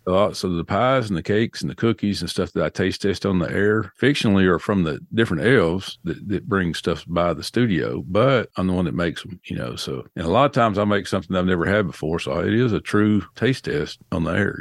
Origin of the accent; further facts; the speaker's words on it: Nashville, Tennessee, United States; accent: southern; I was born and raised in Nashville, Tennessee, but all my family was from the western part of the state of Tennessee